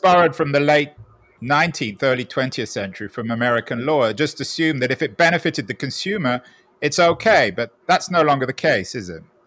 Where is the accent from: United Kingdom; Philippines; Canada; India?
United Kingdom; London; now in San Francisco, United States; I'm from a very different place, Golders Green in North London